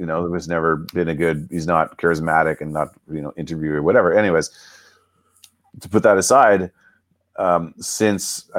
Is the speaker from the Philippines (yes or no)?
no; Canada; we grew up in Canada.